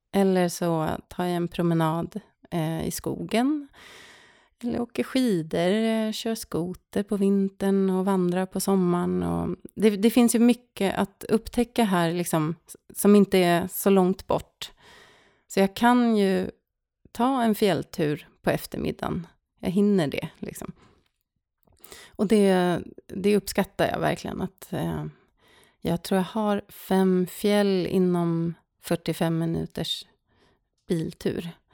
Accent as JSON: {"language": "Swedish", "town": "Stockholm", "region": "Stockholm County", "country": "Sweden", "tie": "born or raised there", "also_born_or_lived": "Norrköping", "moved": "as an adult", "lives_now": "Särna, Sweden", "said": "jag är född och uppvuxen i Stockholm"}